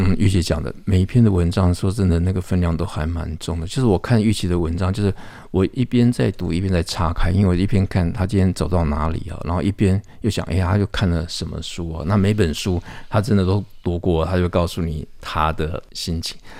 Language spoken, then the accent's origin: Chinese; Taipei, Taiwan; 那小时候住在剑潭，我就习惯那个每天那个火车那个铁轨发出的那个音响，你就习惯有那样的一个韵律跟节奏醒来。